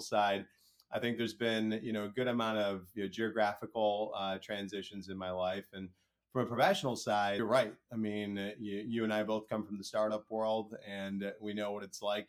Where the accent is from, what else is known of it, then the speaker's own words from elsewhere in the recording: Chicago, Illinois, United States; also born or lived in England; I was born in England, you know, moved from the England, uh, from the UK over to the Chicagoland area. Within there, went to different schools